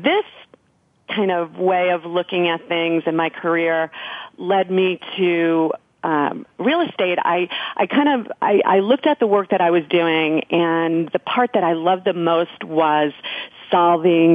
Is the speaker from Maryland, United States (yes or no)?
no; New York, United States; moved away as an adult; also born or lived in Silicon Valley / Denver; I'm a New Yorker. I moved out west